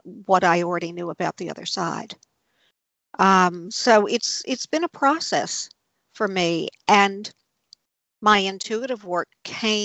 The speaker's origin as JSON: {"language": "English", "town": "New Orleans", "region": "Louisiana", "country": "United States", "tie": "born or raised there", "said": "I was brought up fairly conventionally in New Orleans"}